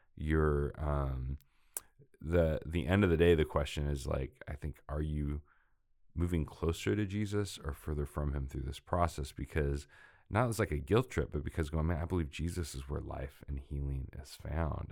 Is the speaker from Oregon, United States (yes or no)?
yes; Portland, Oregon, United States; moved away as an adult; grew up m, in, uh, Northwest in Oregon, Portland, uh, it was my hometown